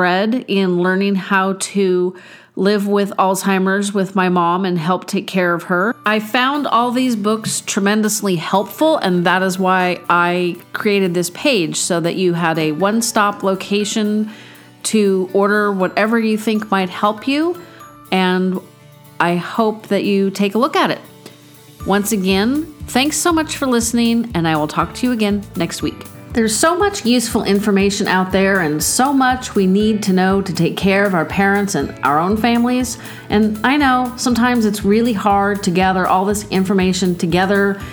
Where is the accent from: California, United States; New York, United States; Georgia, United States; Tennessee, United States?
California, United States; my hometown